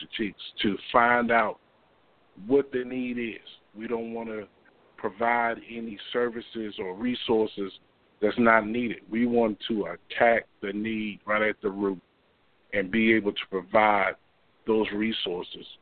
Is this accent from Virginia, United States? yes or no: yes; Hampton, Virginia, United States; I was born and raised in Hampton. I've been here all my life.